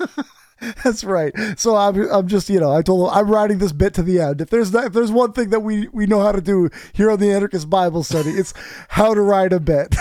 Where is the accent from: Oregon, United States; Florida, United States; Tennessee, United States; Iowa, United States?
Iowa, United States; North Osceola; I grew up in North Osceola